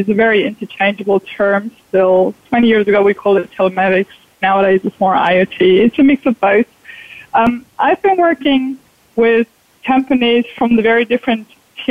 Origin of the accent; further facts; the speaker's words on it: Germany; moved away as an adult; now in Chicago, United States; I am originally from Germany